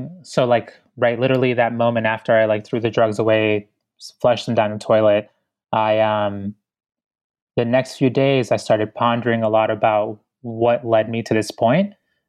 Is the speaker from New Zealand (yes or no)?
no; Ecuador; born there; moved away; because I was born in Ecuador. So I'm an immigrant, you know, a proud one too.